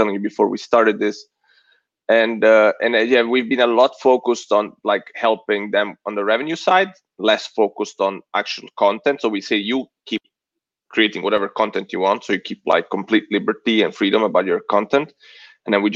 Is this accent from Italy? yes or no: yes; Italy; moved away as an adult; also born or lived in San Diego, United States; now in United States; I'm Italian. Yeah, I eventually became American too, just a couple of years ago.